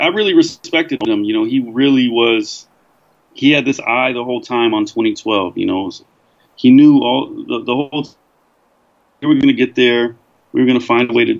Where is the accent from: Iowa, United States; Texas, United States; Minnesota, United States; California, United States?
California, United States; moved away as an adult; I grew up in America